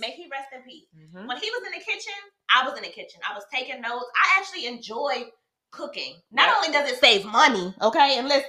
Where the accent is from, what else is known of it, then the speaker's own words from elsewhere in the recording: the South, United States; I'm from the South.